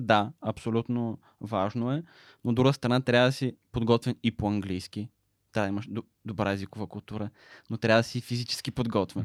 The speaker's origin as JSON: {"language": "Bulgarian", "town": "Smolyan", "region": "Smolyan Province", "country": "Bulgaria", "tie": "born or raised there", "said": "Аз съм роден и израснах в Смолен, където прекарах общо цялото си детство"}